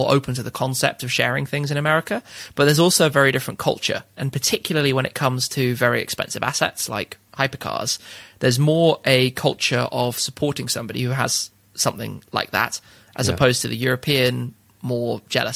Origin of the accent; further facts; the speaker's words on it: United Kingdom; I'm British